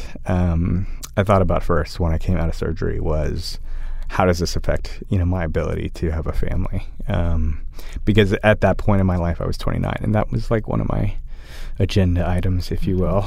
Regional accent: Austin, Texas, United States; growing up in Austin and just having people around me

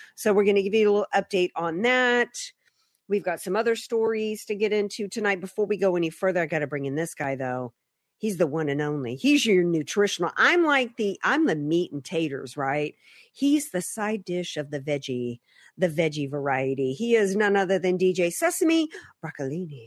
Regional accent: Deep South, United States; moved away; I grew up in the Deep South

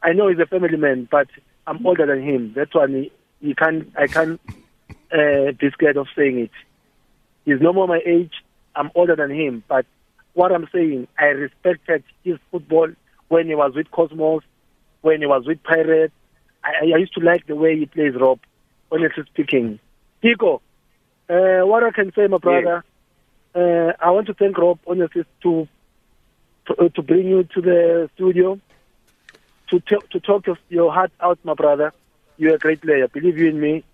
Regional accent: Eswatini; I'm from Swaziland

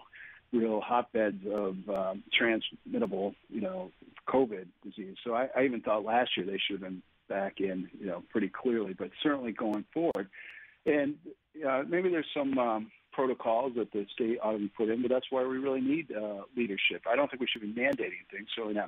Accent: Oswego County, New York, United States; I'm from Oswego County

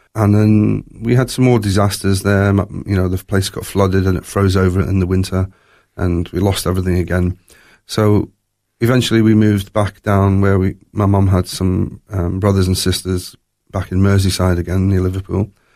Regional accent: Durban, KwaZulu-Natal, South Africa; also born or lived in Glasgow, Scotland; when I was three years old, my family, my mum and my dad and me, we emigrated to South Africa

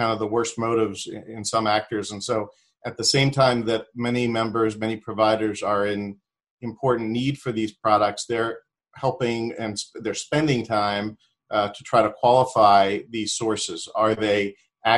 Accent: Pittsburgh, Pennsylvania, United States; moved away as an adult; I'm originally from the Pittsburgh area

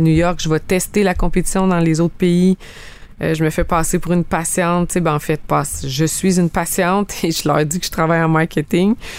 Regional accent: Abitibi, Quebec, Canada; moved away as an adult; now in Estrie, Canada; je viens de l'Abitibi.

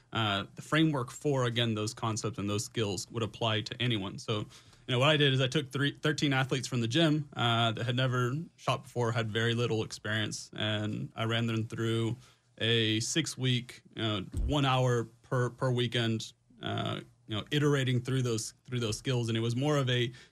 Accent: Houston, Texas, United States; born and raised in Houston, Texas

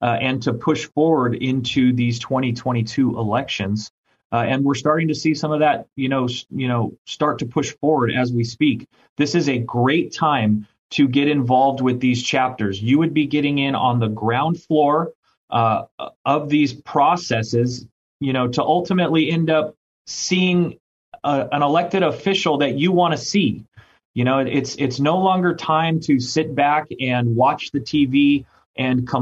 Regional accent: Orange County, California, United States; I grew up in Orange County

